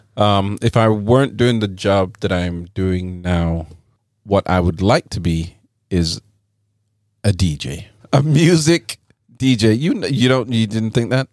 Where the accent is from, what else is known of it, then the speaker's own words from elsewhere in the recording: England, United Kingdom; now in United States; growing up in England